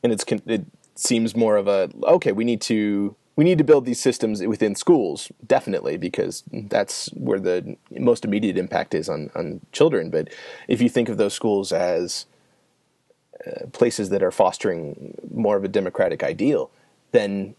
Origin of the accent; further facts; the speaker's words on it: Illinois, United States; I'm from Illinois